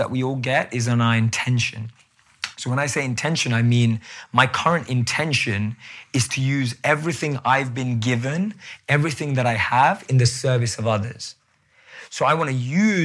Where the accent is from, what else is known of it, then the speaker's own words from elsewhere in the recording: London, United Kingdom; moved away; I still look like I'm from London